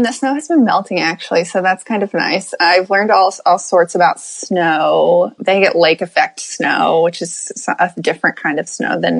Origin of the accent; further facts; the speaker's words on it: Hurricane, West Virginia, United States; I'm from Hurricane, West Virginia.